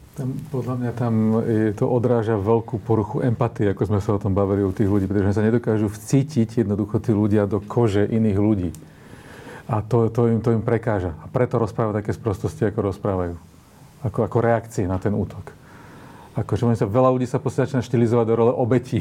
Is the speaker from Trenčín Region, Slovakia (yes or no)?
no; Žilina, Žilina Region, Slovakia; ja som zo Žiliny